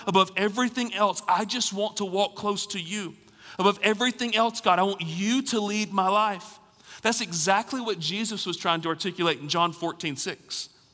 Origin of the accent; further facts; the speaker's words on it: Alabama, United States; also born or lived in Raleigh, North Carolina; now in Knoxville, United States; I grew up in Alabama